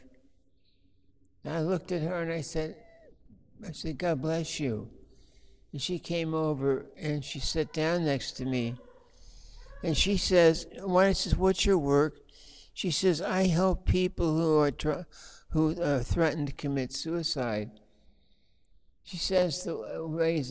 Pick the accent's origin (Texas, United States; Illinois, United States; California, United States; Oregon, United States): Oregon, United States; Blue Mountains of; I'm from the Blue Mountains of Oregon